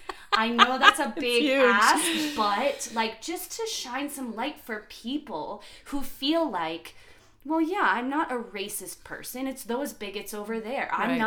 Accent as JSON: {"language": "English", "town": "New York City", "region": "New York", "country": "United States", "tie": "born or raised there", "moved": "yes", "lives_now": "Boulder, United States", "said": "I grew up in New York City."}